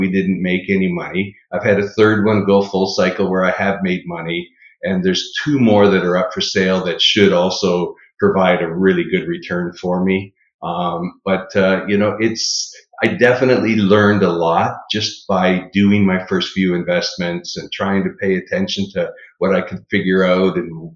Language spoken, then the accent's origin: English; Niagara Falls, Ontario, Canada; moved away; also born or lived in Orlando / Texas; I'm originally from Niagara Falls, Canada